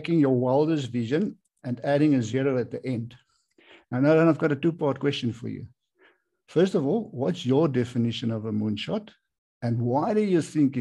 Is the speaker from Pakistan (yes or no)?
no; South Africa